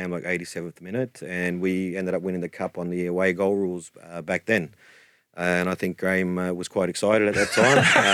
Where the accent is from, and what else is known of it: Australia